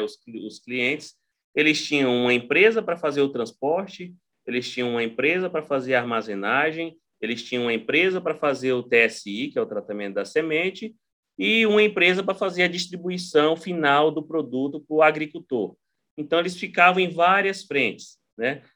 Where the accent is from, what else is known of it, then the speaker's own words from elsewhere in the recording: Xinguara, Pará, Brazil; eu sou do sul do Pará, né? sou de uma cidade chamada Xinguara